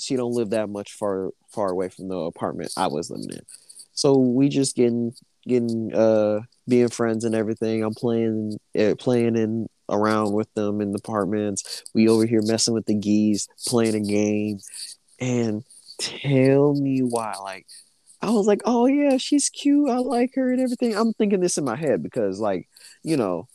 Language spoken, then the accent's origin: English; Memphis, Tennessee, United States; we grew up in Memphis, so we was around nothing but black people.